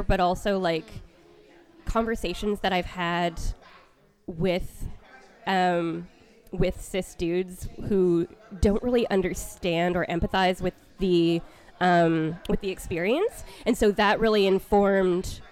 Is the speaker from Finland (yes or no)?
no; Vancouver, British Columbia, Canada; moved away; back in my hometown of Vancouver in Canada